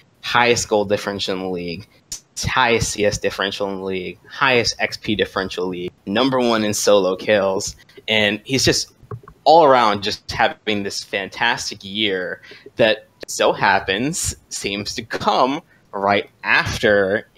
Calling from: Hampton Roads, Virginia, United States; Hampton Roads, Virginia.

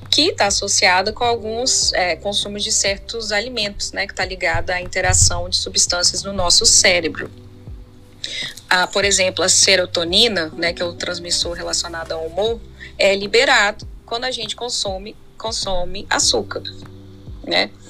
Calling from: São Paulo, Brazil; sou de São Paulo.

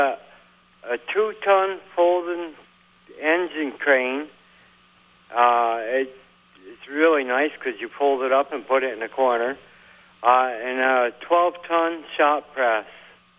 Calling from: West New York, New Jersey, United States; West New York.

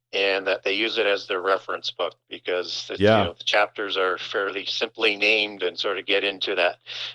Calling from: Saskatchewan, Canada; I am calling from Northern Saskatchewan, and most people won't know where the location is, but it's literally as you go up the center of the province

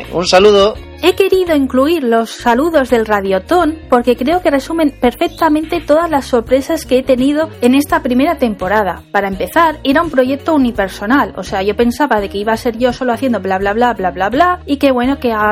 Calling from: Seville, Andalusia, Spain; Te escuchamos desde Sevilla … hablo en nombre de todo el equipo de Pesquito y Medio Podcast.

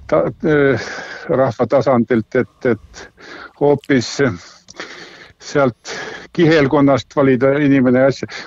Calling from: Tartu, Tartu County, Estonia

